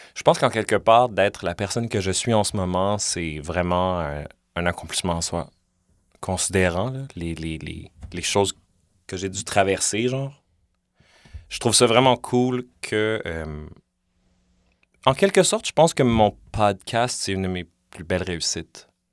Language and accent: French; Montreal, Quebec, Canada; j'ai grandi dans Villeray comme, tu sais, j'ai 35